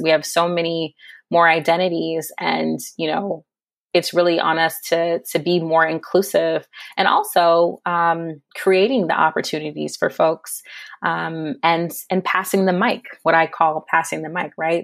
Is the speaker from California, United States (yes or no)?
yes; San Diego, California, United States; moved away as an adult; also born or lived in Berkeley / New York; in solidarity with U C San Diego, um, which is my hometown